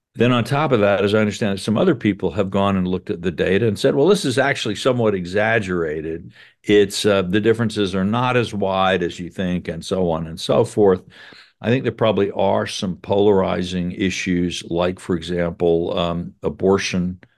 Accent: South Carolina, United States; I'm from South Carolina, and so I grew up with a lot of people who said slavery had nothing to do with the war

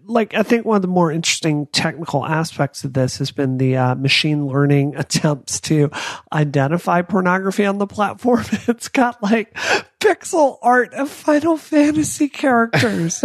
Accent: the South, United States; I grew up in the South. And I grew up in an area of the South with church three times a week

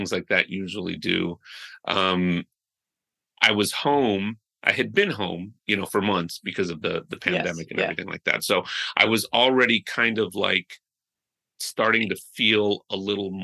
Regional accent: United States; I was born here in the States

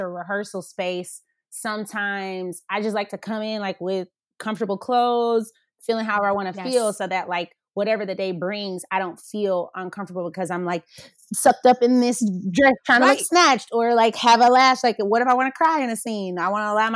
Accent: Atlanta, Georgia, United States; also born or lived in Colorado; growing up in Atlanta

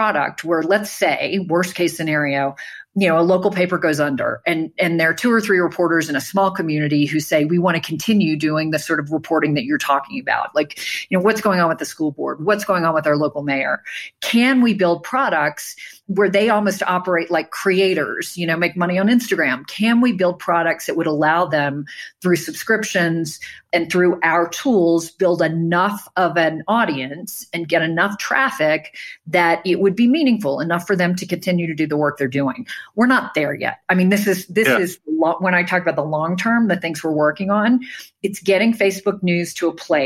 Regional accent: New Orleans, Louisiana, United States; I'm from New Orleans

